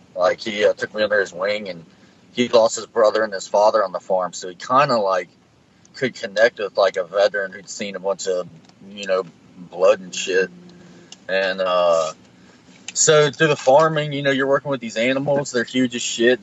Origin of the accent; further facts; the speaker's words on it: Madison, United States; my hometown of Madison